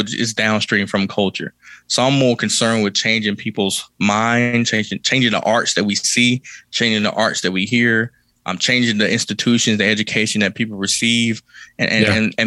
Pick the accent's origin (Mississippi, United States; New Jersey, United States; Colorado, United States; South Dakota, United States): Mississippi, United States; Kilmichael; I grew up in Kilmaka, Mississippi